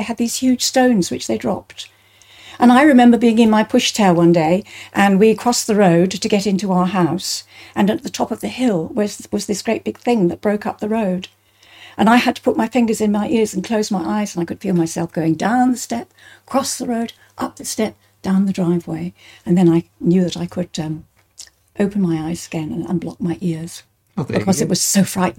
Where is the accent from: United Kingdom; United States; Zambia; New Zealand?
United Kingdom; Bristol, South West England; I was born in St. Brenda's Nursing Home in Bristol, in England